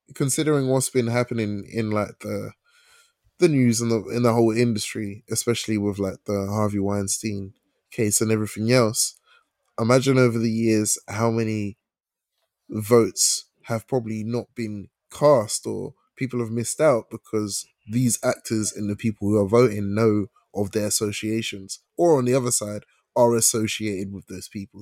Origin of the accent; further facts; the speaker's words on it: England, United Kingdom; I was born here as a Ghanaian